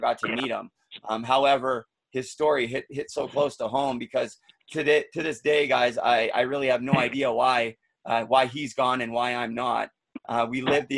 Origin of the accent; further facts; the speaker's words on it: Vancouver, British Columbia, Canada; now in Muskoka, Canada; I'm living in Muskoka. I'm from Vancouver.